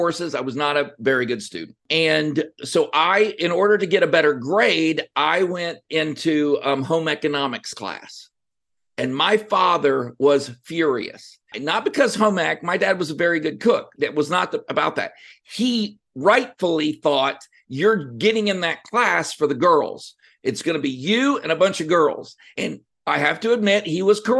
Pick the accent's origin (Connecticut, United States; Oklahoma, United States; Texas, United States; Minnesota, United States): Texas, United States; Cut and Shoot; also born or lived in La Mirada, California; So deep in East Texas is a town called Cut and Shoot. Shout out to Cut and Shoot. And that's where I grew up.